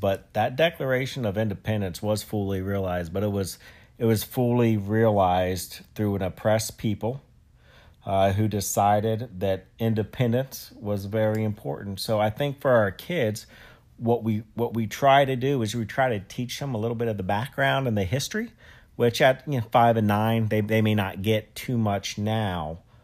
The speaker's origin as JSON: {"language": "English", "country": "United States", "said": "being an American"}